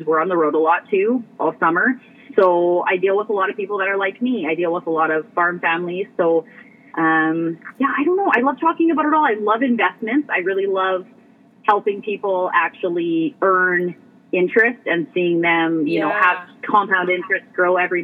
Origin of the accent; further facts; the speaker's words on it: Alberta, Canada; moved away as an adult; now in Saskatchewan, Canada; I was born and raised in Alberta